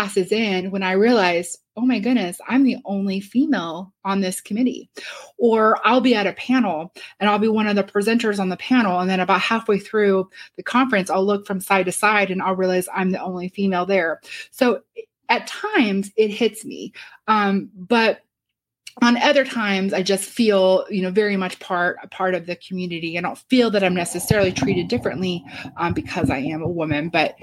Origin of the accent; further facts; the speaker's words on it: Shelbyville, Illinois, United States; also born or lived in New York, United States; now in Champaign, United States; in Shelbyville, my hometown